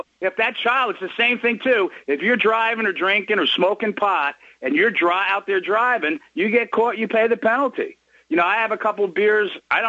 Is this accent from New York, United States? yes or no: yes; outside of New York City, United States; now in Clearwater, United States; I grew up outside of New York City.